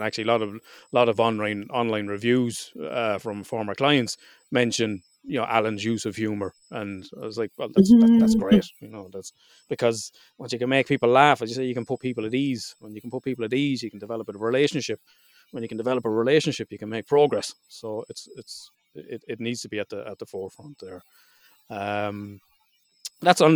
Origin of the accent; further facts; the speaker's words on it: Ireland; being Irish